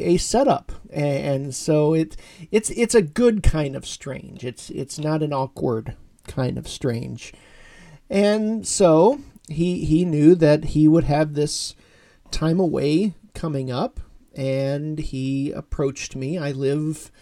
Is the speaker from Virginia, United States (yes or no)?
no; Orrville, Ohio, United States; moved away; my hometown church, Christ United Church of Christ in Orrville, Ohio